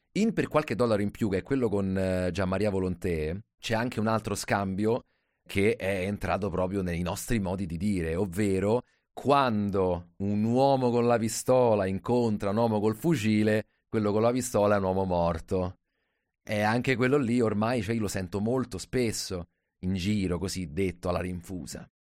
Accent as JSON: {"language": "Italian", "town": "Rome", "region": "Lazio", "country": "Italy", "said": "da romano"}